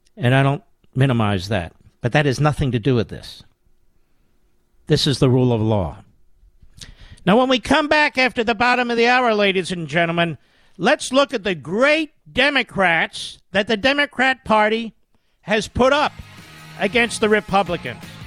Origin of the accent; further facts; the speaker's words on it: Pennsylvania, United States; I'm from Pennsylvania